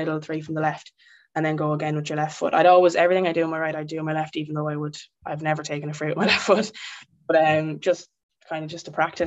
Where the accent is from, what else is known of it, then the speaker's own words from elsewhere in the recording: Carlow, Leinster, Ireland; I'm from Carlow, obviously small county.